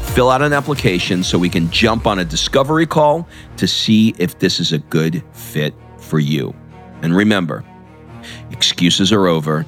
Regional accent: New York, United States; even growing up in New York around a lot of Hasidic Jews.

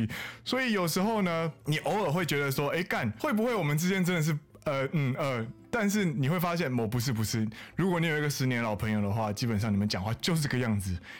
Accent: Taiwan; 我们是台湾人，好不好？我们台湾人。

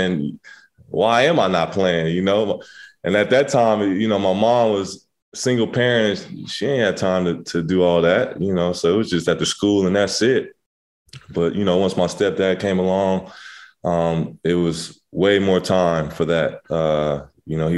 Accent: Inglewood, California, United States; also born or lived in Pasadena / Redondo Beach; I grew up in Inglewood

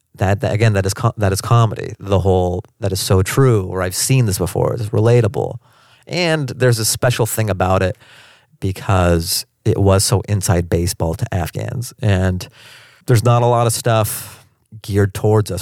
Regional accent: Seattle, Washington, United States; now in Los Angeles, United States; I grew up in Seattle.

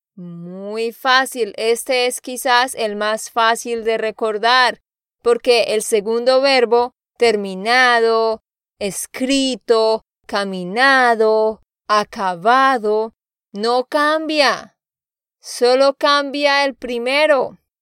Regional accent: Santander, Colombia; de Santander, Colombia

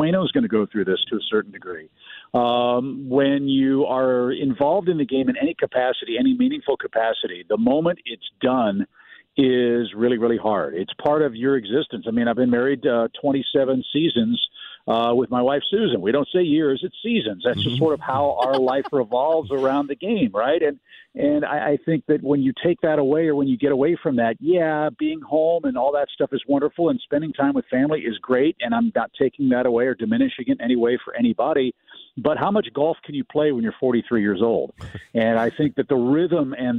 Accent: St. Louis, Missouri, United States; I grew up in St. Louis

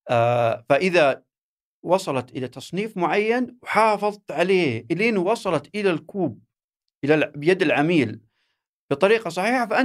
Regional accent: Saudi Arabia; هي بدات عندنا في السعوديه يمكن 2012 13

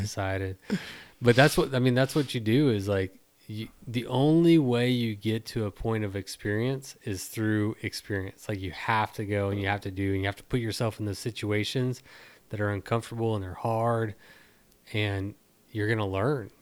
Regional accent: Texas, United States; being a Texan

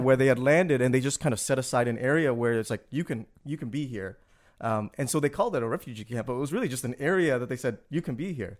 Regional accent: Toronto, Ontario, Canada; moved away as an adult; also born or lived in Malaysia; now in New Orleans, United States; being Canadian kid, really, um, with this Vietnamese background that I didn't really know too much about and that eventually I, I discovered growing up

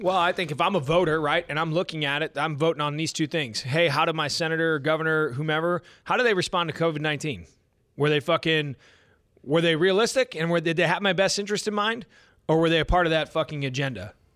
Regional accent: United States; as American people

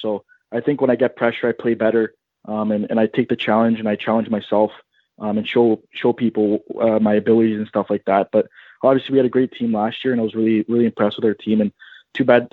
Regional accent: Stoney Creek, Ontario, Canada; I'm from Stoney Creek, Ontario

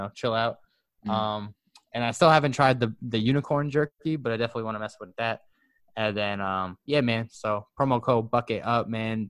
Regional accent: Huntington, United States; from my hometown of Huntington

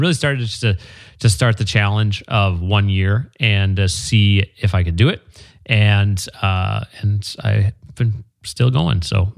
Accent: Green Bay, Wisconsin, United States; now in Marina Del Rey, United States; Green Bay, Wisconsin.

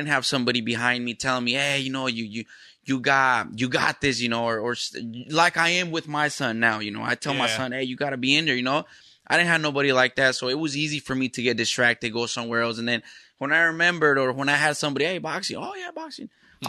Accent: Burien, Washington, United States; also born or lived in Los Angeles / Mexico; When I was 2 years old, I came out here to Seattle, lived in Burien.

